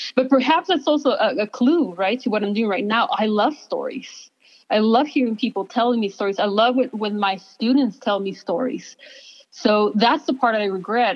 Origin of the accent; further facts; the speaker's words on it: Ciudad Juárez, Chihuahua, Mexico; now in El Paso, United States; I am from Ciudad Juarez. I was born and raised there.